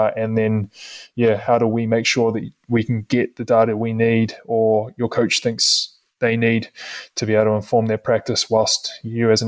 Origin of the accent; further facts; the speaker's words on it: New Zealand; moved away as an adult; as a Kiwi, as an international athlete